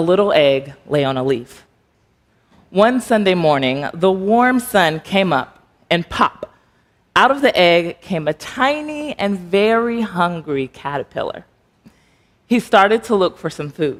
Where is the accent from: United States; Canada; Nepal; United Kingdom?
United States; Texas; moved away as an adult; also born or lived in Alexandria, Virginia; now in Arlington, United States; I am originally from Texas. I have lived in the DMV area for 5 years now